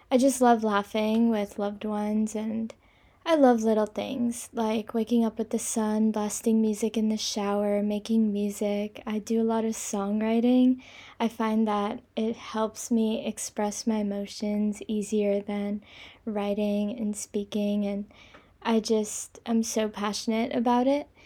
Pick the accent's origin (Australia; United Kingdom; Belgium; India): India; also born or lived in Kobe, Japan / China / Singapore; now in New York City, United States; I'm 19 years old. I'm from India, but I was actually born in Kobe, a small city in Japan, and I've lived everywhere. I've lived in China, India, Singapore, and now New York City.